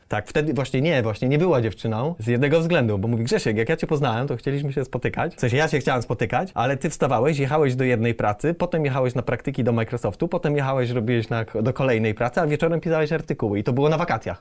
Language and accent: Polish; Przemyśl, Subcarpathian Voivodeship, Poland; moved away as an adult; now in Warsaw, Poland; ja przyjechałem z Przemyśla